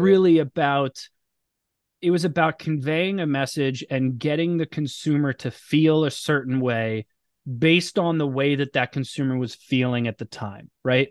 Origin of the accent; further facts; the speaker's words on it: Boca Raton, Florida, United States; moved away as an adult; also born or lived in Orlando / North Jersey; now in outside Philadelphia, United States; I grew up in South Florida. in, uh, Boca Raton, so outside Fort Lauderdale